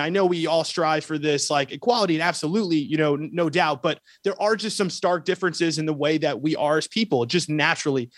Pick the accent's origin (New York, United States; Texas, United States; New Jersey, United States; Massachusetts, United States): New York, United States; I grew up in New York, um, uh, so I'm a city boy